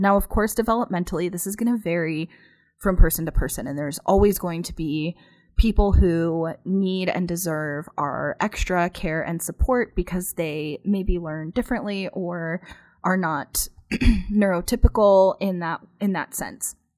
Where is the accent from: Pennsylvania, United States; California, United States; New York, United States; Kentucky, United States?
Pennsylvania, United States; now in Phoenix, United States; I'm not from here. I'm actually from Pennsylvania. And so, obviously, I grew up getting snow in the wintertime